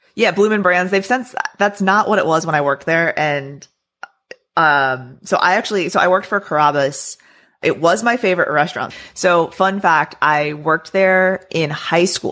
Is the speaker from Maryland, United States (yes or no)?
yes; Maryland, United States; moved away as an adult; also born or lived in Florida / Texas; I grew up in Maryland, so I lived there for the first you know portion of my life through high school